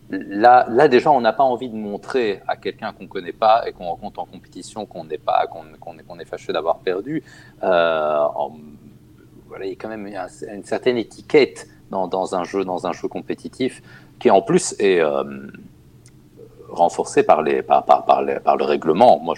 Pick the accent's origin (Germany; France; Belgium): Germany; French is a second language; en fait, j'ai passé mon enfance en Allemagne et à la télé allemande